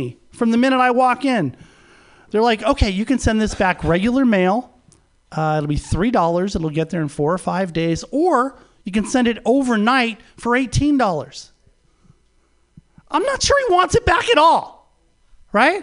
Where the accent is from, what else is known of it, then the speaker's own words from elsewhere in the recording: Los Angeles, California, United States; moved away as an adult; also born or lived in San Francisco Bay Area; now in San Francisco, United States; I was born and raised in Los Angeles